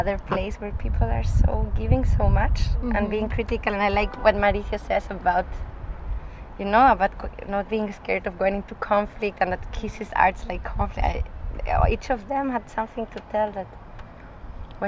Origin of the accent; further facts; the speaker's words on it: Spain; accent: northern Spanish; moved away as an adult; also born or lived in Graz, Austria / Scotland; now in Vienna, Austria; I'm from Spain, but my mother is Austrian, and I grew up in Spain. But I live in Austria